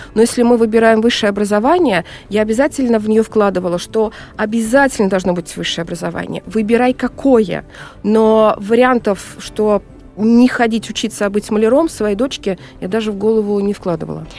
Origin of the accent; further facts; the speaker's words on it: Kazan, Tatarstan, Russia; мы с Волги, э, из Казани, волжские немцы